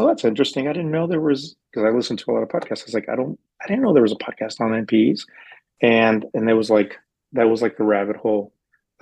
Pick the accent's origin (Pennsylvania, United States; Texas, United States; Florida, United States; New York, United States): Texas, United States; West; now in San Diego, United States; No, I'm from Texas. I'm from West Texas. So I've been in San Diego for about 20 years now.